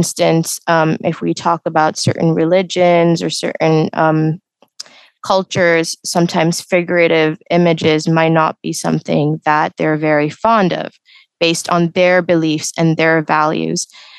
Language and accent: English; Canada; English is a second language; also born or lived in United Arab Emirates; my background is Indian in heritage, but I was born in the United Emirates. I stayed here for a couple of years, and then I moved to Canada for a majority of my life.